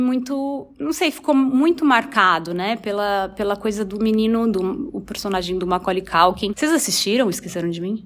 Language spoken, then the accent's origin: Portuguese; Osvaldo Cruz, São Paulo, Brazil; em Oswaldo Cruz, que é a minha cidade natal